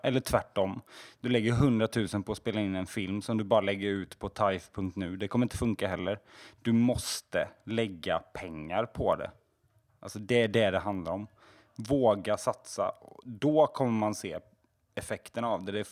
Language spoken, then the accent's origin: Swedish; Småland, Sweden; jag är smålänning